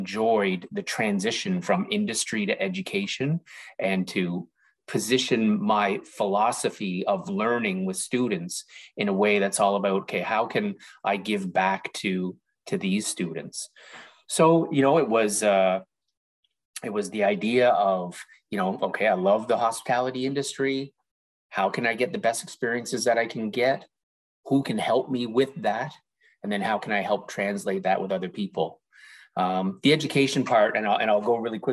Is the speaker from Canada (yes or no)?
yes; Toronto, Ontario, Canada; I was born and raised in Toronto